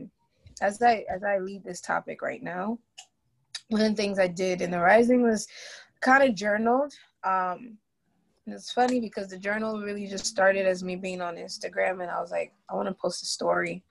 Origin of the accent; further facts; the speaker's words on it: Ghana; now in United States; I'm Black, I'm Ghanaian, specifically from West Africa.